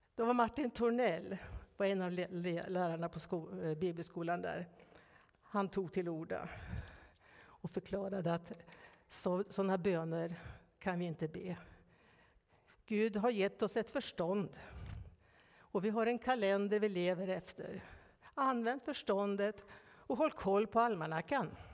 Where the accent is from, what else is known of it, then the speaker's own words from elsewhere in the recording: Norrland, Ångermanland, Sweden; moved away; Uppe i Norrland där jag växte upp, i Ångermanland